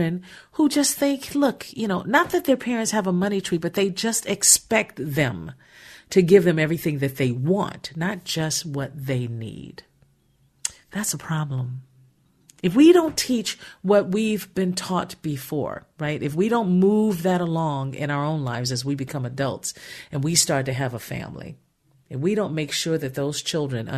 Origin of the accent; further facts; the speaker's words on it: Gary, Indiana, United States; our household growing up in Gary, Indiana